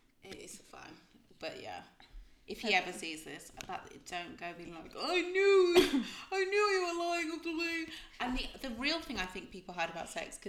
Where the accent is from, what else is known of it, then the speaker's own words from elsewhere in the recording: Birmingham, West Midlands, United Kingdom; also born or lived in Croydon; I'm from Birmingham.